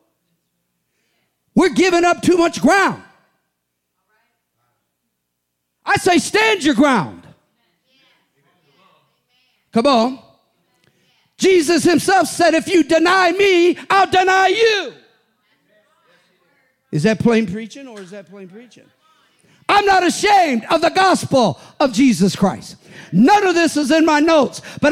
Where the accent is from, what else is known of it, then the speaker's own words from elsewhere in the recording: United States; I'm an American, full-blooded